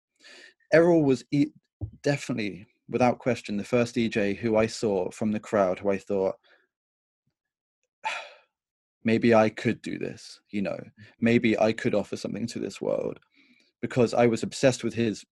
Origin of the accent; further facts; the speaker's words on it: Bournemouth, South West England, United Kingdom; I was growing up in Bournemouth